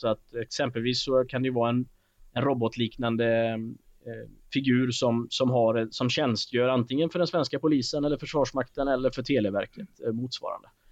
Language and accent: Swedish; Alingsås, Västra Götaland, Sweden; min hemstad Alingsås Och, eh, jag är en ganska stolt Alingsåsare